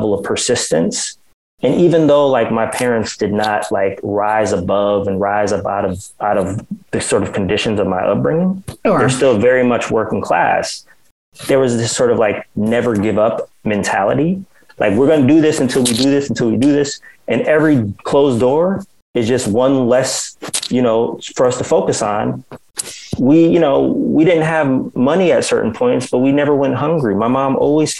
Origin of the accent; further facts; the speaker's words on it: New Haven, Connecticut, United States; growing up in New Haven, because we are from Connecticut